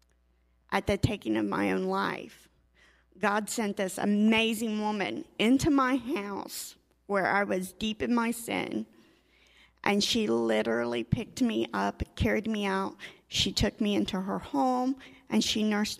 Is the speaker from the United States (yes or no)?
yes; Cookeville, Tennessee, United States; moved away as an adult; I come up from Cookeville, Tennessee